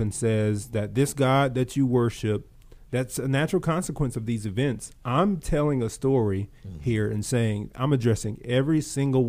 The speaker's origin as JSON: {"language": "English", "region": "Georgia", "country": "United States", "tie": "born or raised there", "said": "I grew up in Georgia, and I call it gnat country."}